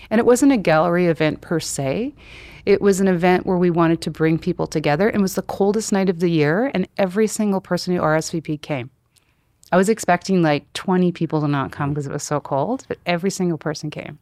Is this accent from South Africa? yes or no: no; Vernon, British Columbia, Canada; moved away as an adult; also born or lived in Japan; now in Calgary, Canada; I was born in Vernon, B C, and my parents have been in the same house for fifty-four years